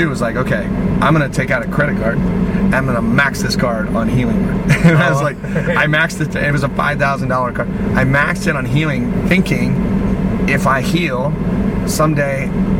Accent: Seattle, Washington, United States; because I'm from Seattle

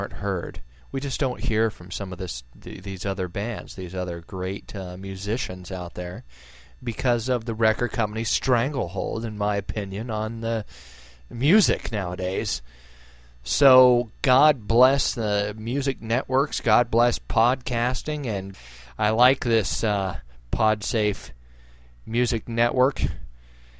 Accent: United States; as an American, I'm a patriot

